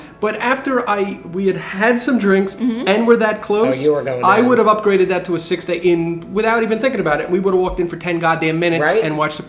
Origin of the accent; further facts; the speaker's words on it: New Jersey, United States; Because I'm from Jersey.